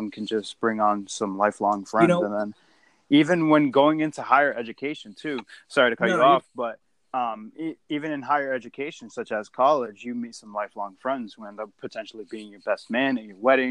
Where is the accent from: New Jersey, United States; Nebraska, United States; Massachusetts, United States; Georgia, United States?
Massachusetts, United States; Lawrence; growing up in a population where it's extremely dense, particularly with in such a small city of Lawrence